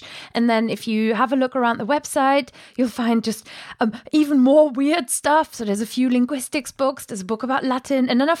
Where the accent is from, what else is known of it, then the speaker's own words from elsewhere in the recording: Germany; accent: German; English is a second language; It's my German accent.